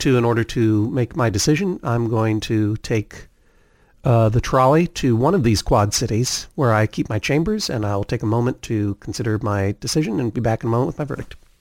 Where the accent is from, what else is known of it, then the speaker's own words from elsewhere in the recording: Brookline, Massachusetts, United States; also born or lived in Cambridge, Massachusetts; I was born in Cambridge, Massachusetts, moved very early on to Brookline